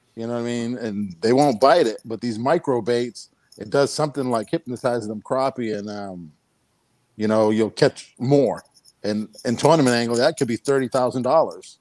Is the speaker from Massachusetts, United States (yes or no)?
yes; New Bedford, Massachusetts, United States; moved away as an adult; also born or lived in Fort Worth, Texas; I'm from New Bedford, Massachusetts